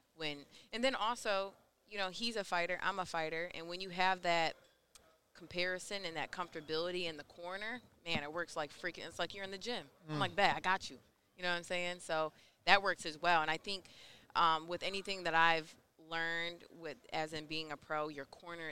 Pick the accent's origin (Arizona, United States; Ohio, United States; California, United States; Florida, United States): Ohio, United States; moved away as an adult; now in Detroit, United States; I'm originally from Ohio